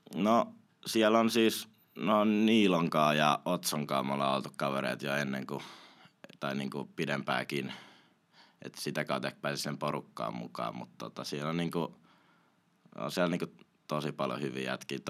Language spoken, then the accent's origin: Finnish; Espoo, Uusimaa, Finland; also born or lived in Kauniainen; now in Helsinki, Finland; olen asunut Espoossa melkein koko ikäni, nyt asun Helsingin puolella, mutta tota, espoolainen henke ja vere